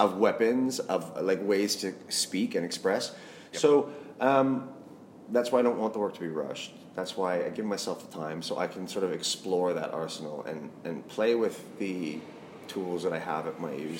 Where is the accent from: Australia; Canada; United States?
Canada; Saskatchewan; moved away as an adult; now in London, United Kingdom; I'm a Canadian boy from Saskatchewan, the prairies